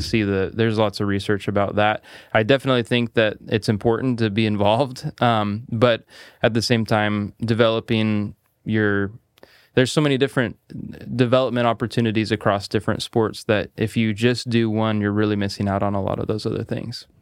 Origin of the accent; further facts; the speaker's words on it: Salem, Oregon, United States; I actually grew up here in Salem. So, I, I was raised here